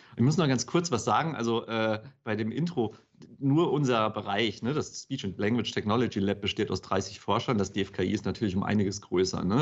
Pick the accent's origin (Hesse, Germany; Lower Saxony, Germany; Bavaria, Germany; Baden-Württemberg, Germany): Hesse, Germany; ich bin in, in Hessen aufgewachsen